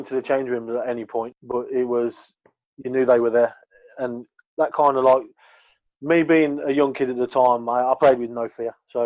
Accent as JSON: {"language": "English", "town": "Birmingham", "region": "West Midlands", "country": "United Kingdom", "accent": "thick Brummie", "said": "my thick Brummie accent"}